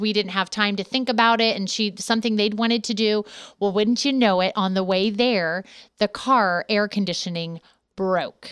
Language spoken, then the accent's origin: English; Ohio, United States; moved away as an adult; also born or lived in San Diego, California; we moved from California here, uh, back home to Ohio